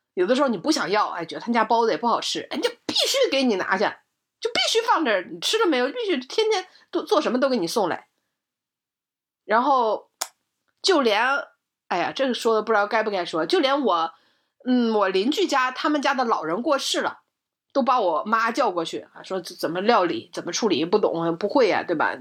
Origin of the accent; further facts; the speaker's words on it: Northeast China, China; moved away; 在我小的时候，在我的老家，在东北的十八，十八线的这个小城市里